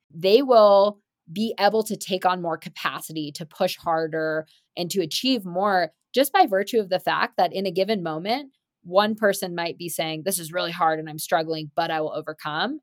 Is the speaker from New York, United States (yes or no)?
no; Marin, California, United States; growing up in Marin, where mountain biking was originally invented in the seventies